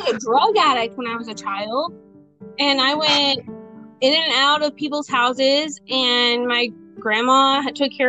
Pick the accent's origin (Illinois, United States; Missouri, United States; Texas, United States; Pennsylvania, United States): Missouri, United States; born or raised there; also born or lived in Grinnell, Iowa